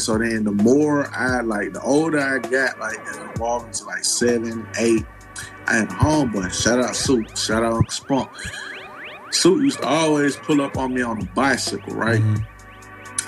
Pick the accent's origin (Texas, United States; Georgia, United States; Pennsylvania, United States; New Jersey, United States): Georgia, United States; Decatur; also born or lived in Charlotte, North Carolina; I've been in Decatur nigga since the age of one.